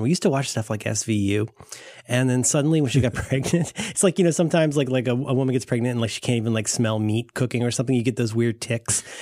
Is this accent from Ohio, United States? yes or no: yes; Ohio, United States; I'm from Ohio